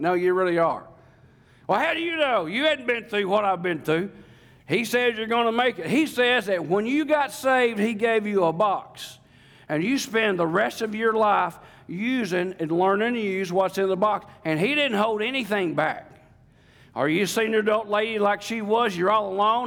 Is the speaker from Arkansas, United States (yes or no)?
yes; Lake DeGray, Ouachita River, Arkansas, United States; accent: real South; I grew up on Lake DeGray. I grew up on the Washita River.